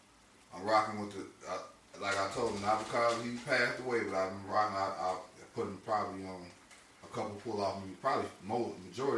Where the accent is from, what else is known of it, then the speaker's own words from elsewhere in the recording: Chicago, Illinois, United States; I'm from Chicago.